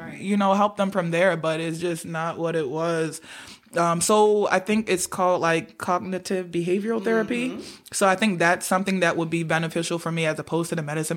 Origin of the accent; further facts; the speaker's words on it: Nigeria; being Nigerian